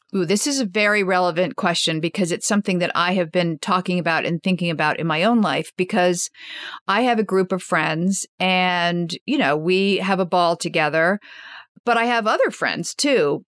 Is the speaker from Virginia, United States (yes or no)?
no; Washington, District of Columbia, United States; I grew up in Washington, D.C., and my parents were political journalists during Watergate